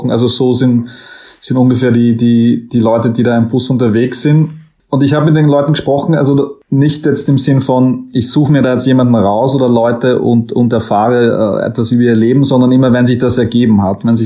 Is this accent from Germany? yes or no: no; Styria, Austria; so richtig steirisch geredet, so ein, so ein Storsteirisch, würde man in der Steiermark sagen, und ich komme aus der Steiermark ursprünglich.